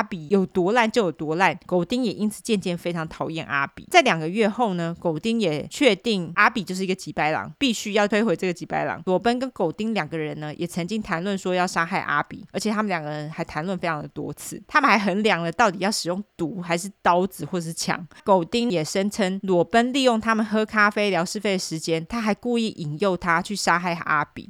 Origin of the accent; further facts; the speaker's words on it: Taipei, Taiwan; 我在台北长大的，所以我就用台北地标来说